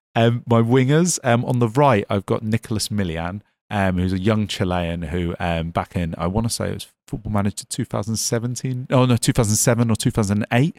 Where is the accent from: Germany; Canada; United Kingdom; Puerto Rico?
United Kingdom; Devon, South West England; moved away; I come from Devon originally